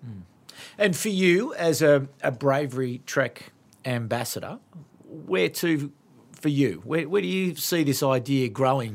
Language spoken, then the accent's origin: English; Sydney, New South Wales, Australia; I grew up in Sydney